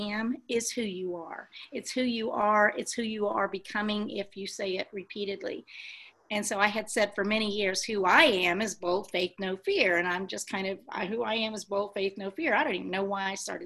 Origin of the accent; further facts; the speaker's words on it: Texas, United States; I'm from Texas